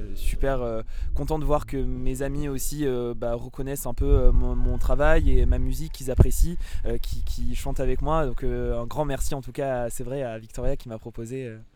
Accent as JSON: {"language": "French", "region": "Provence-Alpes-Côte d'Azur", "country": "France", "said": "là d'où je viens. Generosetta en pro provençal veut dire générosité. Et, du coup, elle parle de la Provence"}